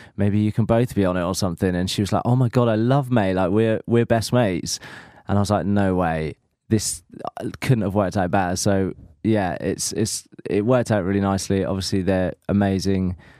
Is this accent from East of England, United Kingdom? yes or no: yes; Norfolk, East of England, United Kingdom; I am from Norfolk, the home of Alan Partridge